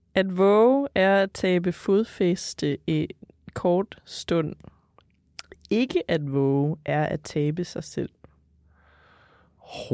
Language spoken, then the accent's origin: Danish; Jutland, Denmark; accent: Jutlandic; Jysk, fordi jeg er jyde